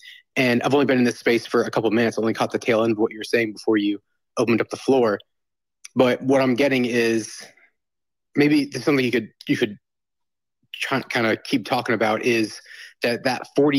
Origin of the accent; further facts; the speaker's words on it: Southern Bible Belt, United States; growing up in the Southern Bible Belt evangelical space